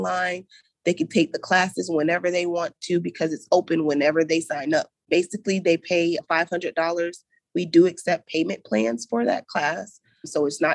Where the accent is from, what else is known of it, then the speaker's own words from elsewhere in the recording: Gainesville, Florida, United States; moved away as an adult; now in Jacksonville, United States; I come from that east side part of Gainesville